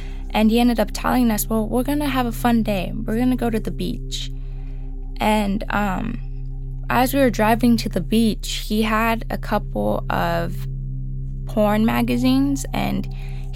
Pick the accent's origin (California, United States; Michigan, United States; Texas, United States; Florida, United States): California, United States; Oxnard; I was born in Oxnard, California. I do attend a community college out here